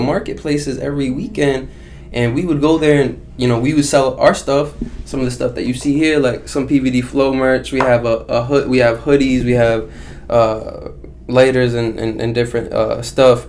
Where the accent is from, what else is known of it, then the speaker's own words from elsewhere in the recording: Baghdad, Baghdad Governorate, Iraq; now in United States; I was born in Iraq, as you know, I was born in Baghdad, Iraq.